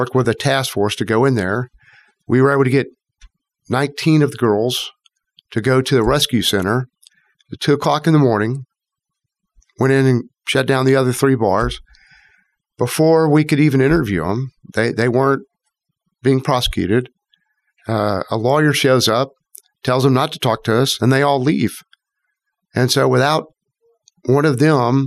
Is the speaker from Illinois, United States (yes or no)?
no; Houston, Texas, United States; I grew up in Houston